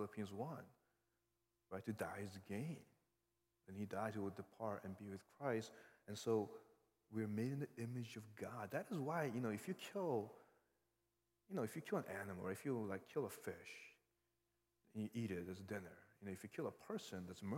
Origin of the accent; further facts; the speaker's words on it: New York, United States; I grew up in New York